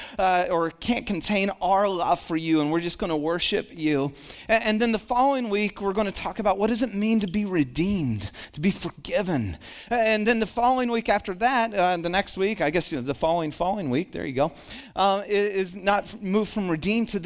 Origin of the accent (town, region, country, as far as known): Santa Cruz, California, United States; born or raised there; also born or lived in Dallas, Texas / Kaufman, Texas